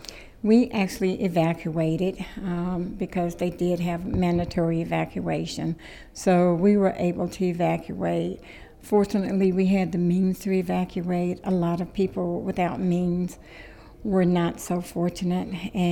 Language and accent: English; Gulfport, Mississippi, United States; I am from Gulfport, Mississippi in the USA